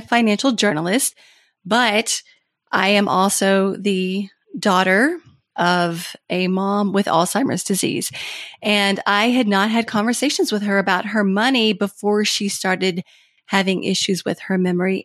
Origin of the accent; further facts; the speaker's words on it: Kentucky, United States; moved away as an adult; also born or lived in Washington, D.C.; I had moved to my home state of Kentucky, actually across the street from my mom